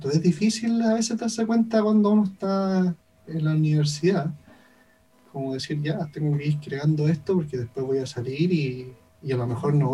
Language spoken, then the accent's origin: Spanish; Chile; la música de cámara desde nuestra perspectiva como chileno, como personas de, de, este territorio, más allá de como chileno en sí, sino que personas que viven en esta zona geográfica